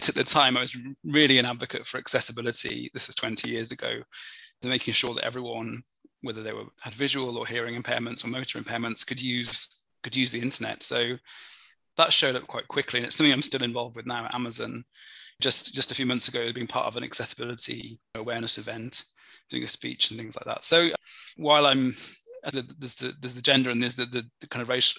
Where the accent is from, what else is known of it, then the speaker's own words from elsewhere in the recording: Birmingham, West Midlands, United Kingdom; accent: Birmingham; also born or lived in Newcastle upon Tyne; I was born in Newcastle, Newcastle upon Tyne. Mm-hmm. I used to apparently had an accent until I was about five, but then as a family we moved down to Birmingham, and I got a Birmingham accent.